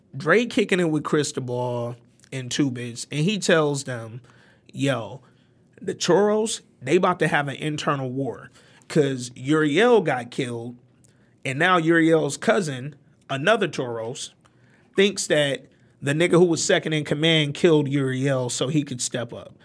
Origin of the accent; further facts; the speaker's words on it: Detroit, Michigan, United States; also born or lived in Alabama; I'm not from New York. I was born in Alabama. I was raised in Detroit